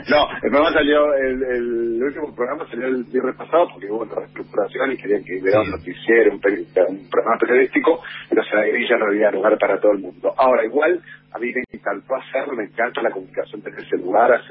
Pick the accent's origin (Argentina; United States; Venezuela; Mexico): Argentina; also born or lived in Colombia; Y encima nosotros tenemos un acento muy marcado, muy imperativo.